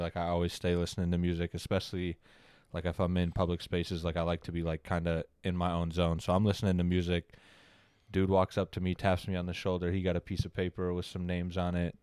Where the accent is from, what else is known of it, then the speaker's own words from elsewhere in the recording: Oxford, Michigan, United States; I grew up in Oxford, Michigan.